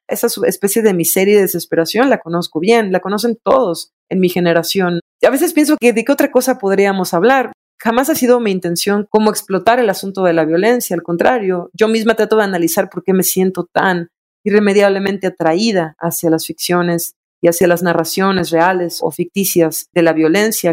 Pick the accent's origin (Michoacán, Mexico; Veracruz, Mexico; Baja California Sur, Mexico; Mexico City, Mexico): Veracruz, Mexico; also born or lived in Berlin, Germany; now in Puebla, Mexico; el lenguaje que yo crecí escuchando en Veracruz